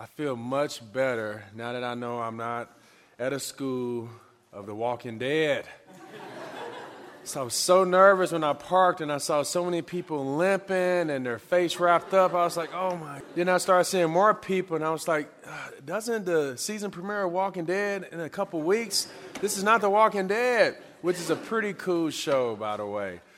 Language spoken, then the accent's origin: English; Pine Bluff, Arkansas, United States; moved away; also born or lived in Lincoln, Nebraska; I'm originally from Pine Bluff, Arkansas